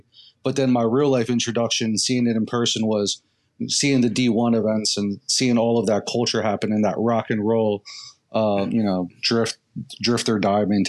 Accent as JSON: {"language": "English", "town": "Philadelphia", "region": "Pennsylvania", "country": "United States", "said": "I'm from Philadelphia."}